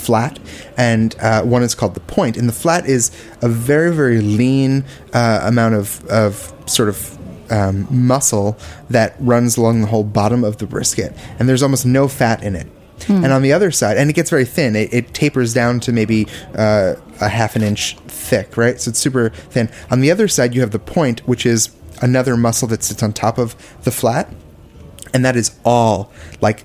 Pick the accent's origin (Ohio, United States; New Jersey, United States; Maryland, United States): New Jersey, United States; Bergen County; also born or lived in Philadelphia / Austin; now in New York City, United States; I grew up right outside of New York City, in New Jersey, right over the bridge